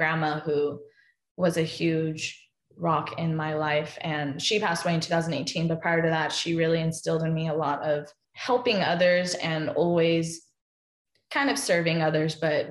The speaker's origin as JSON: {"language": "English", "town": "Anaheim", "region": "California", "country": "United States", "tie": "born or raised there", "said": "growing up in Anaheim"}